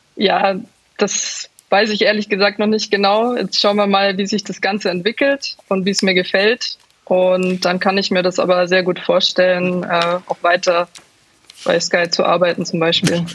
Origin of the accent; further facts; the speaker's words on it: Munich, Bavaria, Germany; ich komme ja, aus München